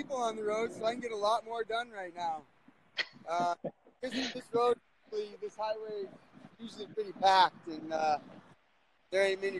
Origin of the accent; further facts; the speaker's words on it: Helena, Montana, United States; I'm from Helena, Montana. I'm in Shelby, Montana